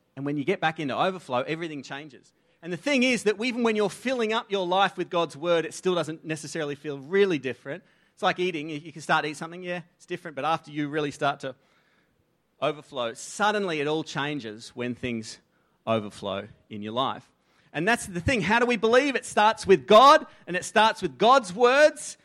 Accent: Australia; accent: Aussie; first language English; I grew up in an environment that was fed into me. The inputs were English or Aussie

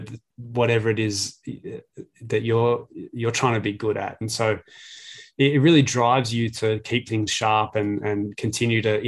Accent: Glen Waverley, Victoria, Australia; I'm from Glen Waverley. So yeah, we used to walk to games

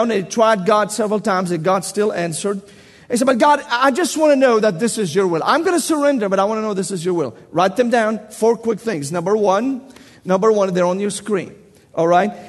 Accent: Tennessee, United States; accent: southern Tennessee; I must speak with my southern Tennessee accent, and you listen very carefully.

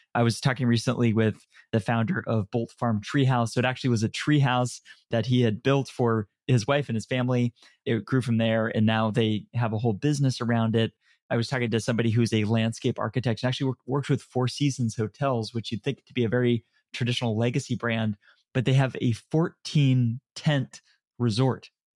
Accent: San Francisco, California, United States; also born or lived in Canada / Dublin, Ireland; I was born in Canada, moved to San Francisco when I was very, very young. Grew up here as, when I was young

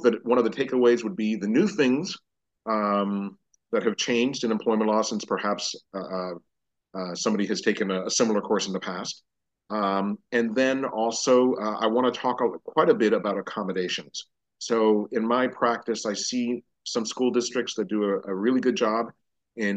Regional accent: Miami, Florida, United States; now in Dallas, United States; I'm originally from Miami, Florida

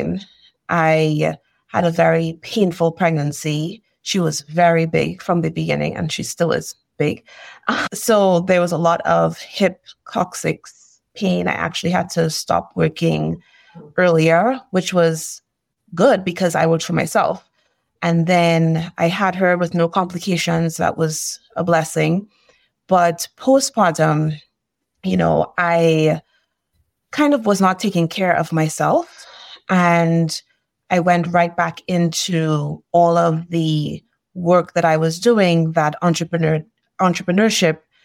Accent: Trinidad & Tobago; now in Northern California, United States; I am originally from Trinidad and Tobago.

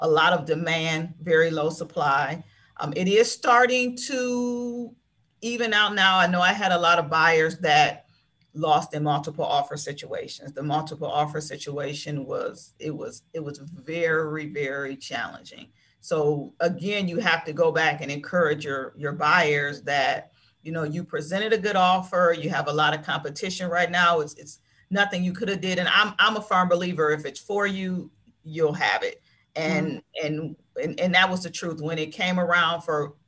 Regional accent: Maple Heights, Ohio, United States; I grew up in Maple Heights. I grew up on Anthony Street in Maple Heights.

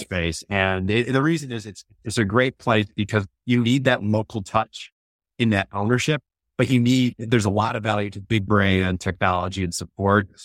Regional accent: Chicago, Illinois, United States; moved away; I was always from the Chicago area

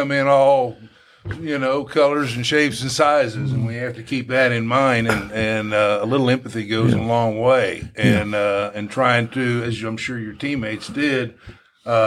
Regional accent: Indiana, United States; I'm from Indiana, and we had our issues

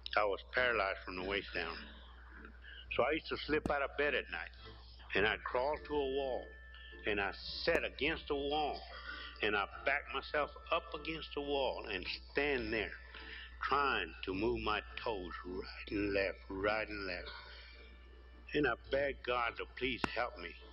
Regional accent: Cuero, Texas, United States; also born or lived in El Campo, Texas; I was born in Cuero, the Turkey capital of the world

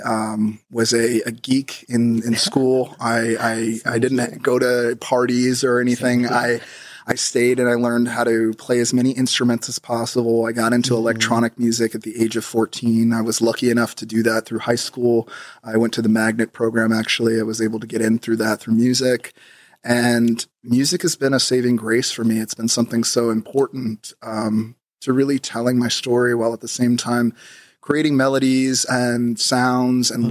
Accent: Los Angeles, California, United States; born and raised in Los Angeles

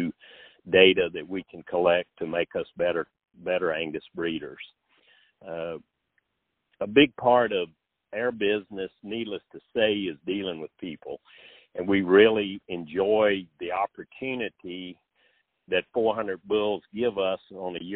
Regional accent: Red House, Virginia, United States; from Knollcrest Farm in a little tiny crossroads of Red House, Virginia, in Southside, Virginia

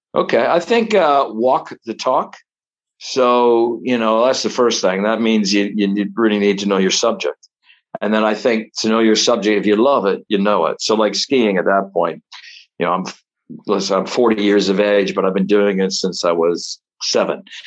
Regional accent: Toronto, Ontario, Canada; moved away as an adult; also born or lived in Hamilton, Ontario; now in United Kingdom; I was born in Toronto

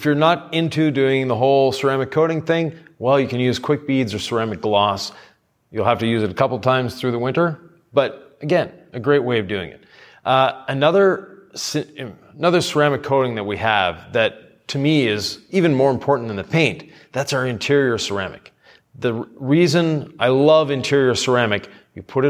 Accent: Quebec, Canada; I'm from Quebec

